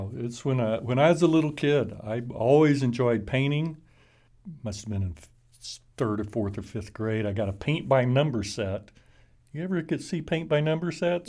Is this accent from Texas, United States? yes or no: yes; Fort Worth, Texas, United States; also born or lived in Albuquerque; I'm from Fort Worth. Texas, born here, Harris Hospital